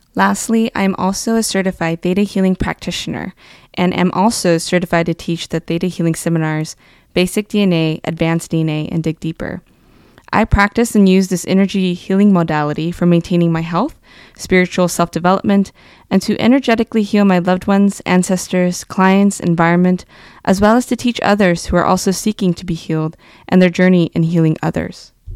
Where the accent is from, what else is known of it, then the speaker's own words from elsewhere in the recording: Fresno, California, United States; moved away as an adult; also born or lived in Suisun City, California; now in Sacramento, United States; My childhood was spent growing up in the Fresno region until graduating high school